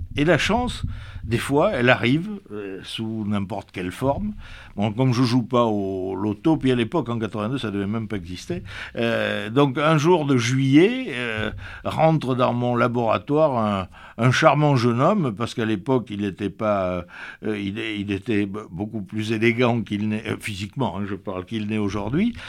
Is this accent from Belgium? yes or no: no; Pomerol, Nouvelle-Aquitaine, France; also born or lived in Libourne; je suis né à Pomerol, on peut dire, et j'ai grandi à Pomerol, et j'ai toujours, j'ai passé toute ma jeunesse à Pomerol